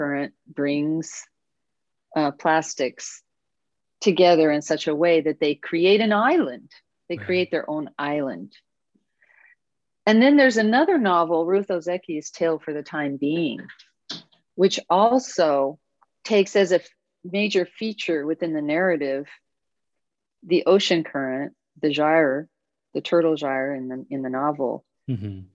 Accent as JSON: {"language": "English", "region": "Oregon", "country": "United States", "said": "I'm from Oregon"}